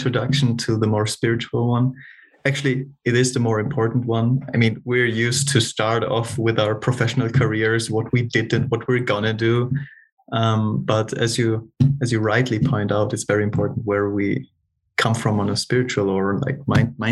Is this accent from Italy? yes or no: yes; South Tyrol, Trentino-Alto Adige, Italy; moved away as an adult; now in Munich, Germany; I was born in Northern Italy, like little country of South Tyrol in the mountains